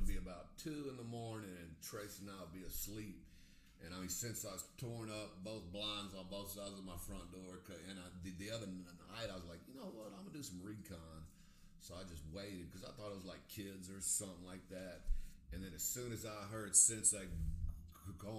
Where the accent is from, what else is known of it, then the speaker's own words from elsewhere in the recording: College Station, Texas, United States; I grew up here